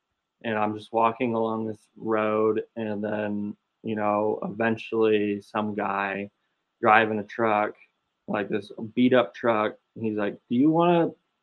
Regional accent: Austin, Texas, United States; now in Pauls Valley, United States; I'm from Austin too

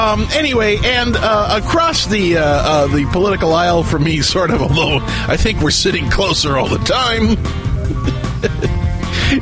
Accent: United States; I'm a Scotch-Irish at my heart. I'm an American redneck

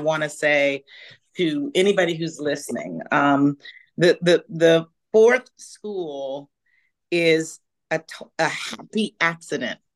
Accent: Houston, Texas, United States; moved away; also born or lived in Marshall, Texas / New York / Los Angeles / Santa Barbara; I'm from Texas. I'm a Texas girl, born in Marshall, Texas, behind the pine curtain, as they call it, and grew up in Houston

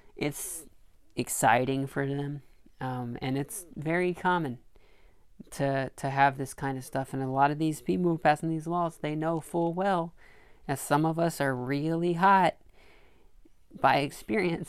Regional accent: Arkansas, United States; now in New York City, United States; I grew up in Arkansas

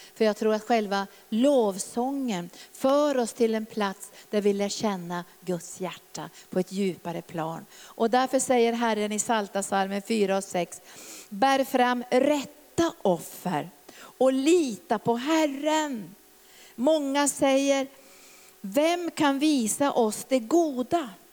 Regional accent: Norrbotten County, Sweden; när jag växte upp där i Norrbotten

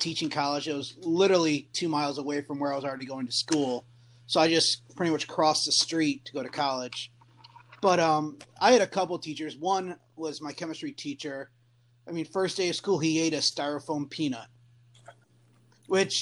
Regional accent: Western New York, United States; moved away as an adult; now in Virginia, United States; I grew up in Western New York

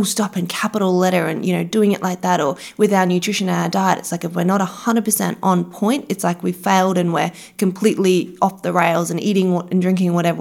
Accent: Brisbane, Queensland, Australia; We're from Brisbane

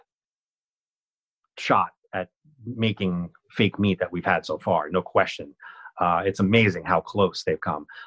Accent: Dumont, New Jersey, United States; now in Brooklyn, United States; growing up in Dumont contributed to that thick skin

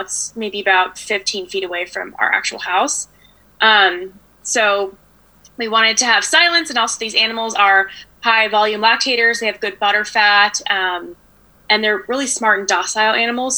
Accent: Danville, California, United States; In the East Bay of the Bay Area

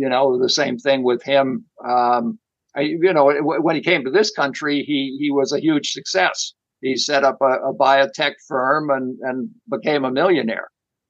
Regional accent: outside of Boston, Massachusetts, United States; I grew up outside of Boston

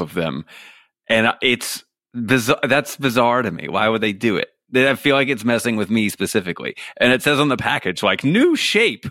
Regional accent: New York City, New York, United States; moved away as an adult; now in Los Angeles, United States; I grew up in Staten Island, New York.

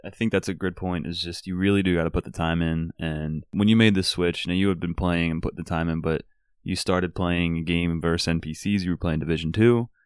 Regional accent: Philadelphia, Pennsylvania, United States; growing up in Philly

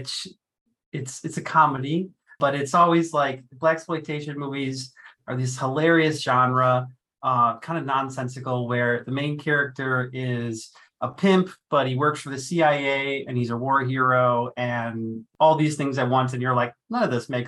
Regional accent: Wisconsin, United States; I'm from Wisconsin

